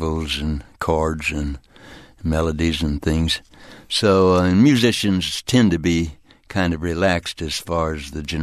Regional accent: Texas, United States; moved away; also born or lived in Arkansas; I'm a lazy Southern guy. I was born in Arkansas and raised in Texas

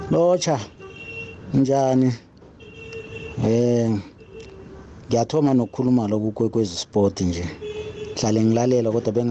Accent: South Africa; thina singama-south african

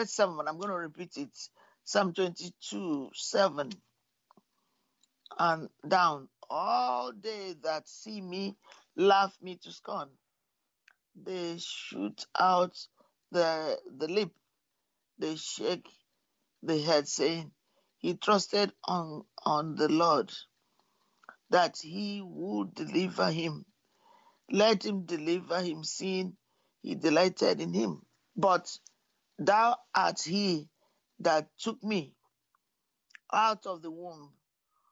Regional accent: Nigeria; I was born in Nigeria

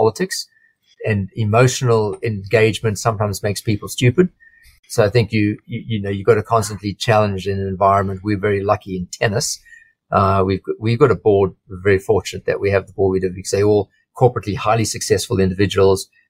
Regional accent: just north of Durban, KwaZulu-Natal, South Africa; moved away as an adult; now in Australia; I grew up I was born on the east coast of South Africa in a town called just north of Durban. And I spent my schooling years in South Africa

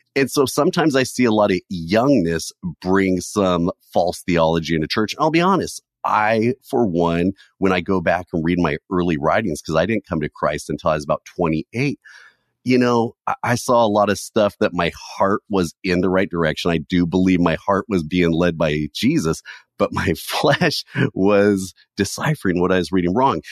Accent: California, United States; I was born and raised in California

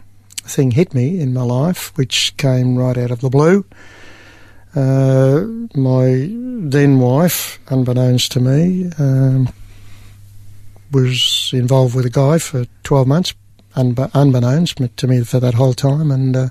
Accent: Kew, Victoria, Australia; I was born in East Melbourne in a hospital.

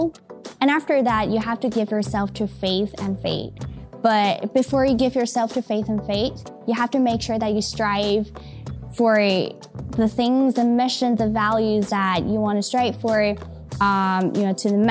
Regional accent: Taiwan; I think growing up in Taiwan really changed a lot of things

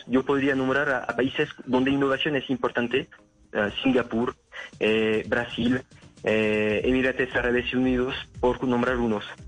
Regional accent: France; accent: French; Spanish is a second language; now in Colombia; yo tenga un acento un poco francés

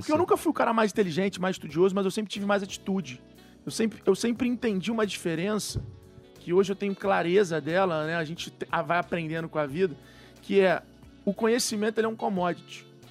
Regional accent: Rio de Janeiro, Brazil; accent: carioca; moved away as an adult; now in São Paulo, Brazil; minha mãe é mineira, meu pai é carioca, mas fui nascido e criado no Rio de Janeiro

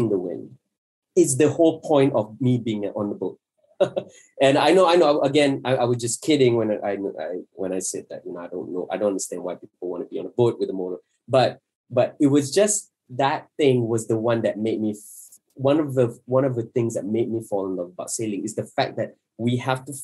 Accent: Johor, Malaysia; I'm from Johor, I have a Bugis blood

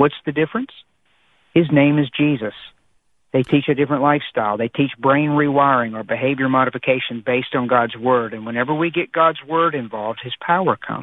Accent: United States; I'm an American

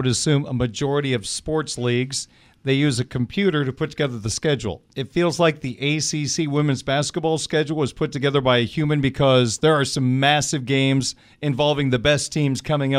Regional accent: Big Ten country, Midwest, United States; I grew up in Big Ten country.

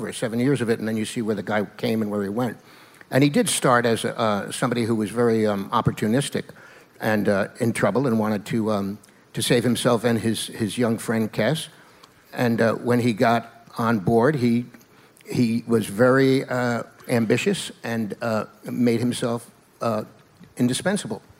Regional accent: New York, United States; I grew up in New York, and I used to go down to the Greenwich Village when I was a young teen

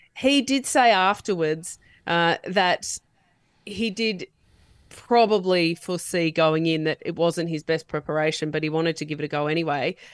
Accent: New South Wales, Australia; now in Queensland, Australia; even though I live in Queensland now, I am born and bred in New South Wales

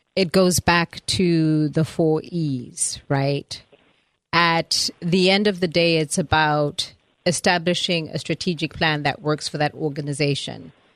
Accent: Zimbabwe; moved away as an adult; also born or lived in Atlanta, United States; now in United States; I was born in Zimbabwe, which is uh, the country that looks like a teapot on top of South Africa

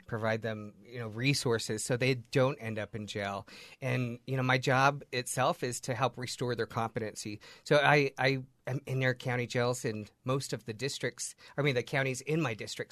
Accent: Layton, Utah, United States; I was born and raised in Layton

